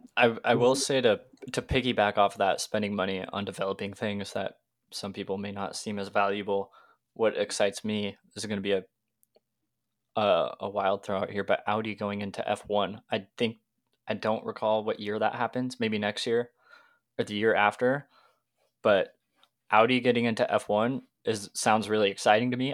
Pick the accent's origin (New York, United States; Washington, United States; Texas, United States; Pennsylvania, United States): Washington, United States; I'm twenty years old, a car, car enthusiast through and through, growing up in Washington.